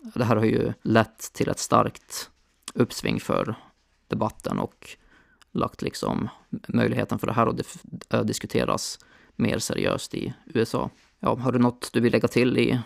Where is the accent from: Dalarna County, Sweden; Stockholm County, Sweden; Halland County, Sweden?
Dalarna County, Sweden; Borlänge; now in Linköping, Sweden; där jag växte upp, Borlänge